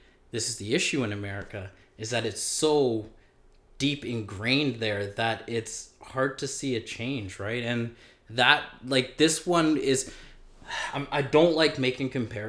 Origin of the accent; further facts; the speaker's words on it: Canada; Like, I'm Canadian, but I'm also American, right?